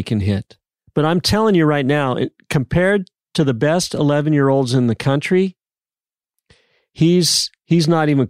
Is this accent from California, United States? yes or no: yes; San Diego, California, United States; now in Dallas, United States; When I grew up in San Diego, they said the San Diego Junior Golf Association was by far the best junior golf association in the world.